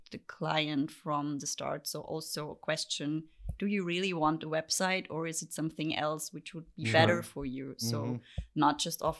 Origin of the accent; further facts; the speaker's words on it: Vienna, Austria; moved away as an adult; also born or lived in Halle, Germany; now in Berlin, Germany; I lived in Vienna before